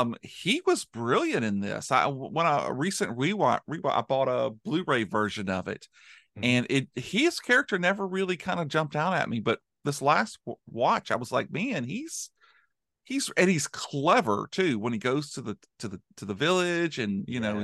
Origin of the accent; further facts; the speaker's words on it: United States; an American